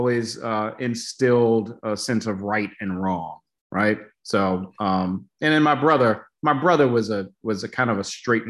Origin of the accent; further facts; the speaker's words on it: Baltimore, Maryland, United States; moved away; also born or lived in Syracuse; A good portion of my childhood in Section 8 housing in the Cherry Hill neighborhood in Baltimore